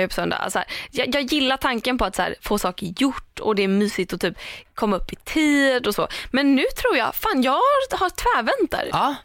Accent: Tahult, Sweden; ta Hult där jag är ifrån

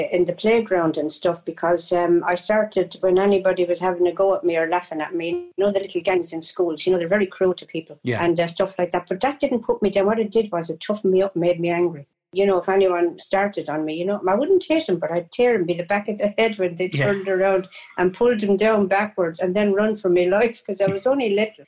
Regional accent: a town near Waterford, Munster, Ireland; born or raised there; also born or lived in Cork

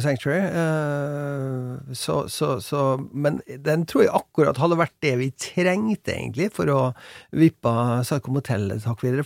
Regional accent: Molde, Møre og Romsdal, Norway; moved away; Vi bodde på, på hjemgården min på Hjelset utafor Molde

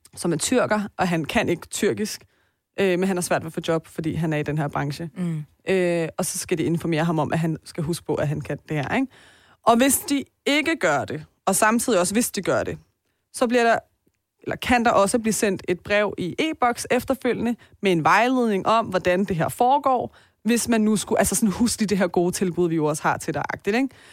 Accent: Denmark; Selvom jeg er født og opvokset her, men fordi jeg har dobbelt statsborgerskab

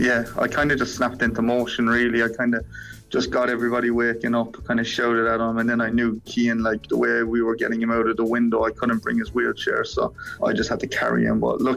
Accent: Ireland; moved away as an adult; I'm still Irish, even though I'm living all the way over here.

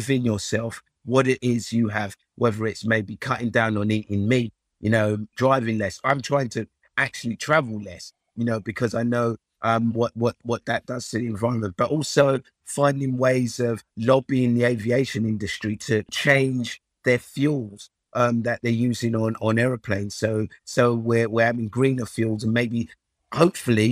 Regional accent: Nigeria; moved away; I was born in Nigeria, and you know, my family are from Africa

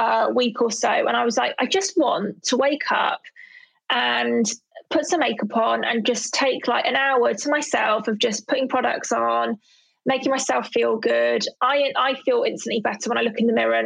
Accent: London, United Kingdom; I'm from Southeast London

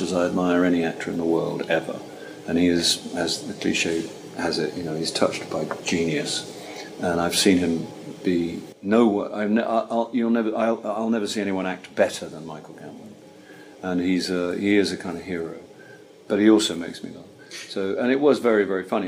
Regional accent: Caterham, South East England, United Kingdom; I grew up in Caterham, which is near Croydon.

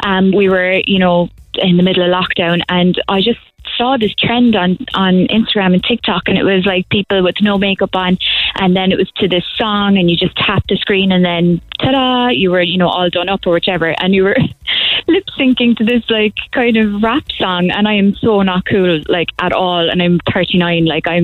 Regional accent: Kilmallock, Munster, Ireland; moved away as an adult; now in Cork, Ireland; I'm actually from Kilmallock, County Limerick, originally, and I came to Cork when I was 18 to study music in UCC

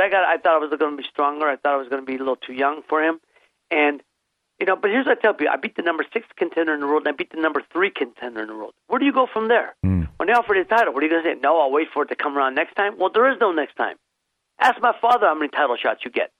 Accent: Youngstown, Ohio, United States; moved away as an adult; also born or lived in Santa Monica, California; my hometown of city of Youngstown, Ohio

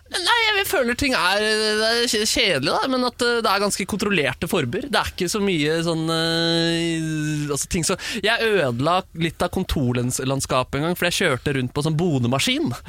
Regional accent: Oslo, Norway; jeg er oppvokst på, på Bjørndal øst, og så flytta vi

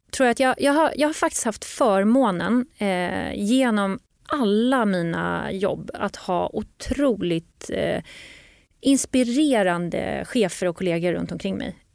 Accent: Norrland, Sweden; Nej, jag är ju norrlänning jag, själv jag, så jag, säger kaffe.

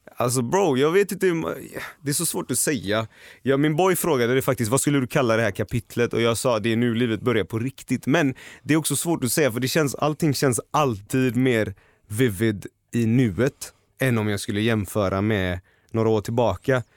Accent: Gothenburg, Västra Götaland, Sweden; moved away as an adult; now in Stockholm, Sweden; Nu älskar jag Göteborg ännu mer för jag kommer tillbaka på helgerna. Jag, jag är där, jag träffar mina vänner, min familj

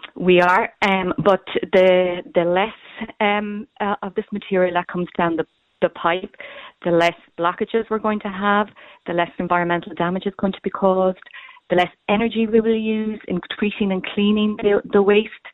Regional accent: Cork, Munster, Ireland; I'm from Cork myself

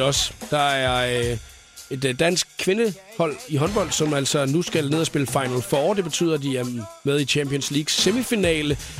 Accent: Denmark; vi danskere

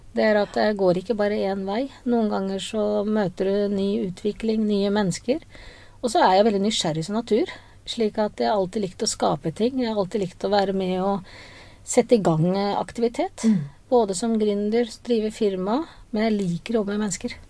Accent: Oslo, Norway; moved away as an adult; now in Grimstad, Norway; jeg er opprinnelig fra Oslo, og jeg trives veldig godt på Sørlandet.

